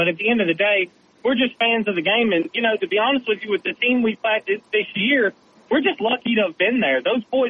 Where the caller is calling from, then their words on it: Gulf Shores, Alabama, United States; I'm calling you from Gulf Shores.